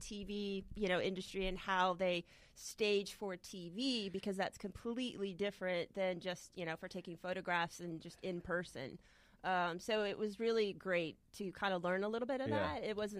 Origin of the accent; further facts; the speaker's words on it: Florida, United States; I was raised in Florida, too. Yeah. I'm a Florida native.